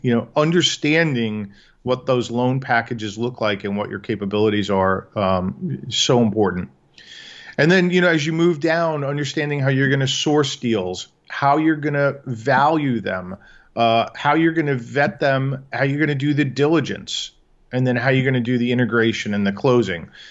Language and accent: English; New York, United States; moved away as an adult; now in Chicago, United States; born and raised in New York